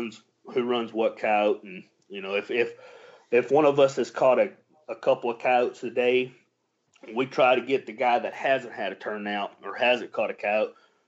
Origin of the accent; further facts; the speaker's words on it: Texas, United States; We don't worry about that COVID down here. We're from Texas.